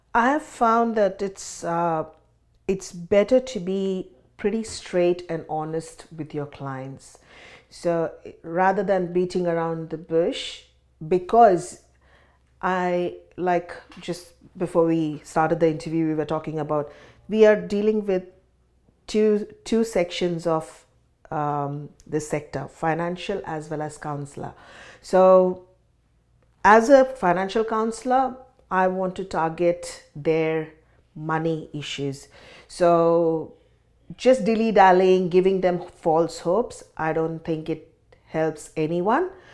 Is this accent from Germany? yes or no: no; India; moved away as an adult; now in Sydney, Australia; I grew up in India, and migrated to Australia in two thousand and six